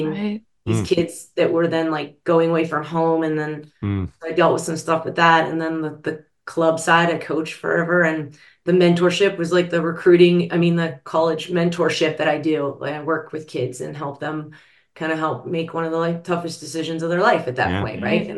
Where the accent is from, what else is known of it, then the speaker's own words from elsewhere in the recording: Pittsburgh, Pennsylvania, United States; I grew up in Pittsburgh